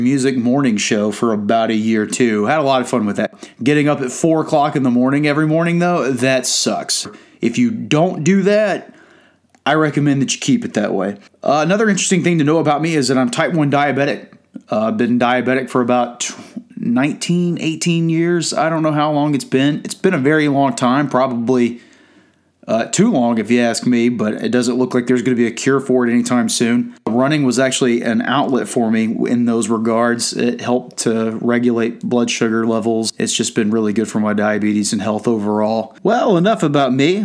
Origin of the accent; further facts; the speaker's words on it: Georgia, United States; I'm from Georgia